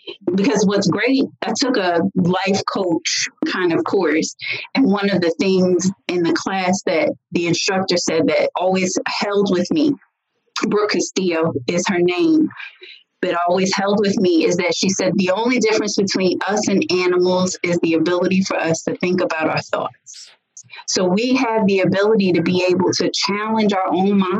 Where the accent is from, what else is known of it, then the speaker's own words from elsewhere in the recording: New Jersey, United States; moved away as an adult; also born or lived in the South (US); now in the South, United States; I was raised in Jersey, but I've lived in the South for almost half my life now